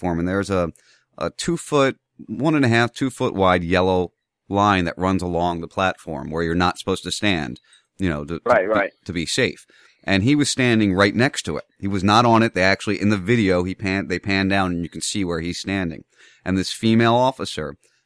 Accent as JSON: {"language": "English", "region": "New Jersey", "country": "United States", "tie": "born or raised there", "said": "I grew up in South Jersey"}